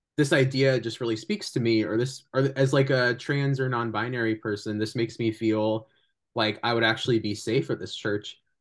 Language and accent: English; California, United States; I'm really grateful that I'm from California